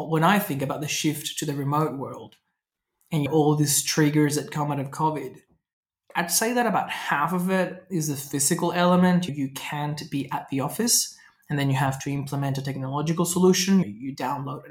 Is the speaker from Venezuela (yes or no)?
yes; Venezuela; moved away; I grew up in Venezuela